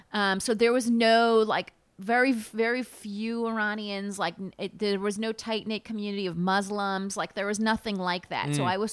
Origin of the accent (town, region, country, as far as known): Palm Springs, California, United States; born or raised there; also born or lived in Connecticut